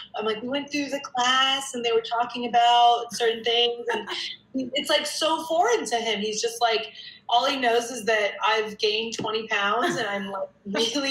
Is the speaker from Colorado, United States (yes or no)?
yes; Denver, Colorado, United States; now in New York City, United States; I'm from Denver, Colorado